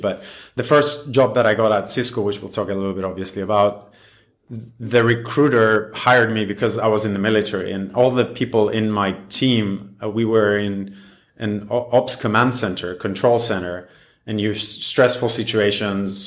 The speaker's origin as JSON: {"language": "English", "country": "Cyprus", "tie": "born or raised there", "said": "I was born and raised in Cyprus"}